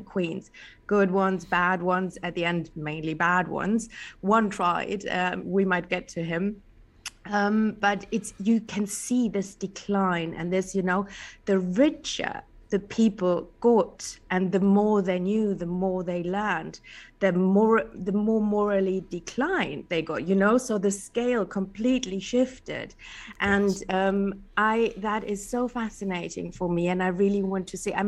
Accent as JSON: {"language": "English", "country": "Germany", "also_born_or_lived": "England", "first_language": "German", "second_language": "English", "moved": "yes", "said": "English is not my native. I'm German. I grew up partly in England, but, you know, it's not my native language."}